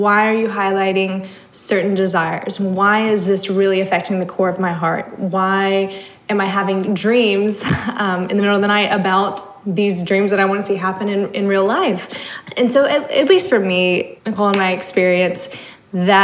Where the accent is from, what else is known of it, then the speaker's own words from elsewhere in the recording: the South, United States; Growing up in the South, in the Bible Belt